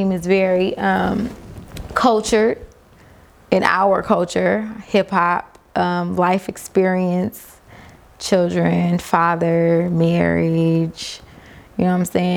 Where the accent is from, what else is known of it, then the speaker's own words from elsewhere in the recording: Compton, California, United States; also born or lived in Atlanta, Georgia; now in Las Vegas, United States; from Los Angeles, South Central Los Angeles, Compton, California. Born and raised. Living in Las Vegas.